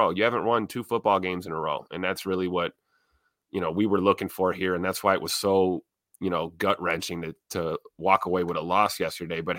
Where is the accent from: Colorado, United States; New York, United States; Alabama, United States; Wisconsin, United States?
Wisconsin, United States; Milwaukee; I'm from Milwaukee.